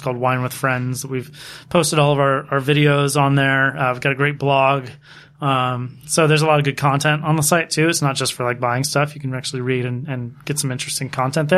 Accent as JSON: {"language": "English", "town": "Dundalk", "region": "Maryland", "country": "United States", "tie": "born or raised there", "said": "I've never forgotten where I'm from. Was born in Dundalk, Maryland"}